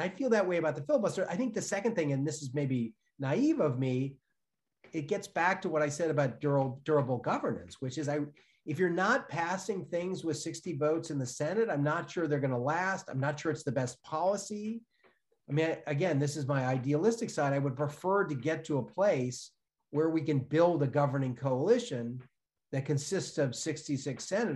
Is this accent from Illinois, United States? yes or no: yes; Chicago, Illinois, United States; moved away; I'm from Chicago originally.